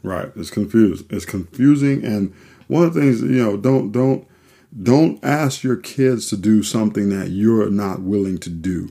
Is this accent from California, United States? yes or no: no; New Orleans, Louisiana, United States; moved away; we're originally from New Orleans, Louisiana